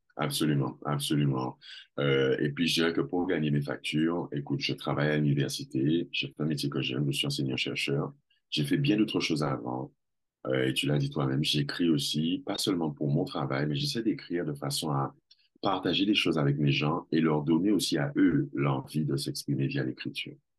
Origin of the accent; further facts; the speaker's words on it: Guadeloupe; moved away as an adult; also born or lived in Villiers-le-Bel, France / Jamaica; now in Martinique; J'ai grandi en Guadeloupe. Je suis né en France, à Villiers-le-Bel, mais je n'ai pas souvenir de cet endroit. Je suis parti, je devais avoir trois ans j'ai grandi en Guadeloupe.